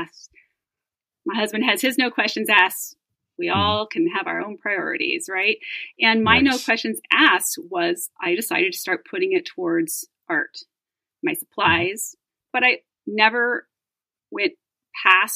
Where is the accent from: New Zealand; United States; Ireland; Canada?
United States; Reno, Nevada; I grew up in Reno